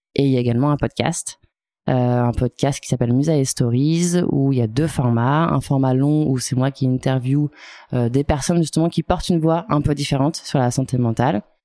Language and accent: French; Chamonix, Auvergne-Rhône-Alpes, France; Je viens de la vallée de, Chamonix